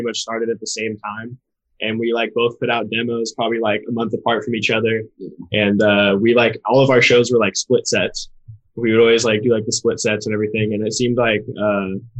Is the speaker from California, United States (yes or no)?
yes; Sacramento, California, United States; I'm from Sacramento. I've lived like all around Sacramento most of my life.